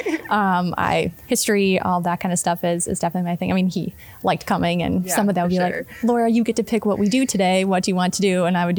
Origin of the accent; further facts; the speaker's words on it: New Berlin, Wisconsin, United States; I am from the New Berlin, Milwaukee area